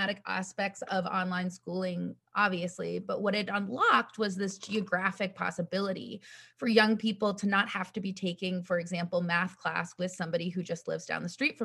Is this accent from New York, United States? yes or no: no; Western Massachusetts, United States; also born or lived in China; a white, cisgendered, middle-class woman growing up in Western Massachusetts